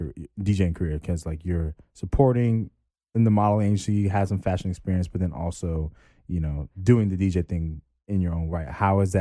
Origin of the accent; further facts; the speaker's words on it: West Coast, United States; I'm from the West Coast.